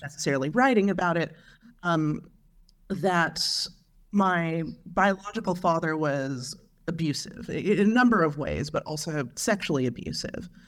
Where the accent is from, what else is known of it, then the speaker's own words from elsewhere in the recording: Long Beach, California, United States; I grew up in Long Beach, California in the nineteen eighties